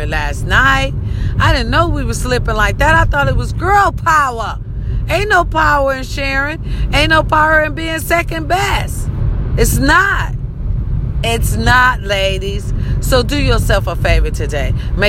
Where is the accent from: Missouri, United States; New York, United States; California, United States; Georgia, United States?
Missouri, United States; Raytown; my hometown, Raytown